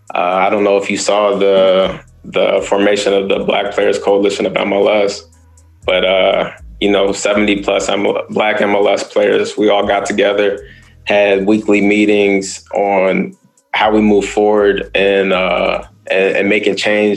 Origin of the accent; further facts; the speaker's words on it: Prince George's County, Maryland, United States; PG County as well. You know, that being my hometown.